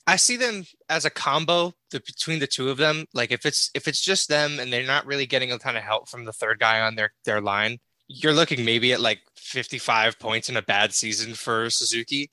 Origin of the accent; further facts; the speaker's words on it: Connecticut, United States; I'm from Connecticut